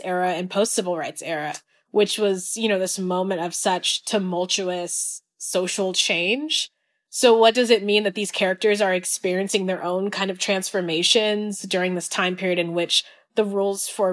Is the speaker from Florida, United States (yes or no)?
no; California, United States; I grew up in California